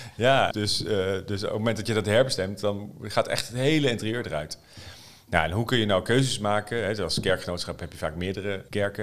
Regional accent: Netherlands; als Nederlander

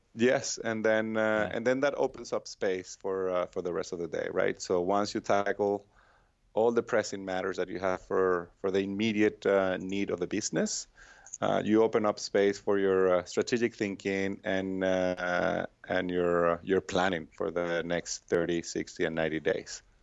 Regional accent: Venezuela; moved away as an adult; now in United States; I'm from Venezuela

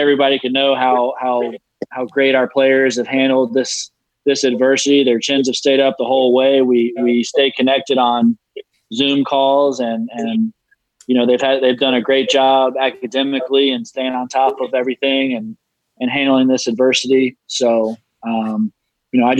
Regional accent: Charlotte, North Carolina, United States; growing up in Charlotte, North Carolina

